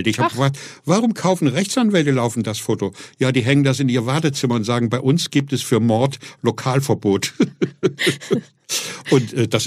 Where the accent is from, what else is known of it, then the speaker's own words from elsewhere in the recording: Fulda, Hesse, Germany; moved away as an adult; Ich, ich komme gerade aus Fulda, gerade mal 20 Jahre ja. alt bin wegen der Musik auf St. Pauli gelandet und lande so plötzlich mitten